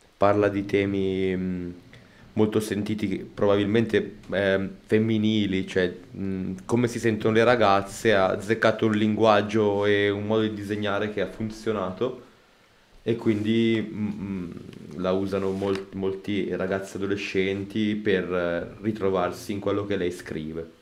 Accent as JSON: {"language": "Italian", "town": "Como", "region": "Lombardy", "country": "Italy", "said": "Io sono di Como"}